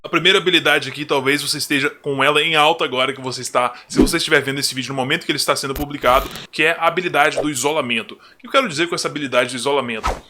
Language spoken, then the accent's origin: Portuguese; Brazil; como brasileiro